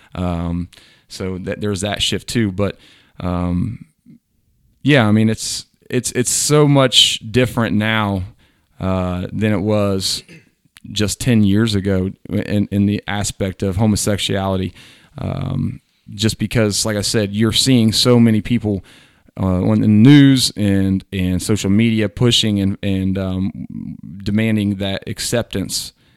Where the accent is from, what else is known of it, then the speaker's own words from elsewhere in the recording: Southwest Ohio, United States; I'm from Southwest Ohio with two hundred, uh, students in my class.